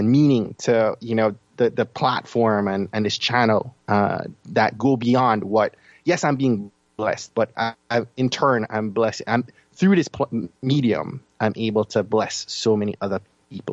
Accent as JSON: {"language": "English", "country": "Jamaica", "said": "I'm from Jamaica, as you can probably tell from my accent"}